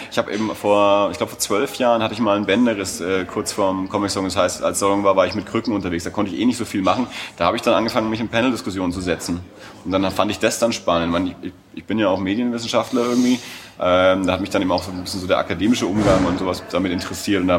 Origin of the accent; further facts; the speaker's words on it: Erlangen, Bavaria, Germany; ich bin aus Erlangen, ich bin immer da.